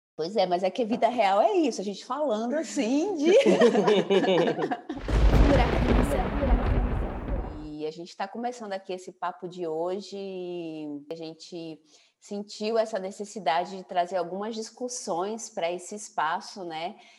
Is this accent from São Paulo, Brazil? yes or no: yes; São Paulo, Brazil; now in João Pessoa, Brazil; eu estou em João Pessoa, então meus pais são, são paraibanos, nasci em São Paulo